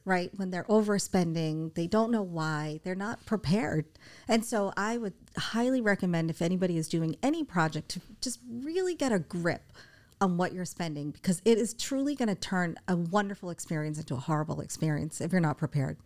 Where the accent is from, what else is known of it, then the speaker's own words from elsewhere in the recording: Boston, Massachusetts, United States; moved away; I'm from Boston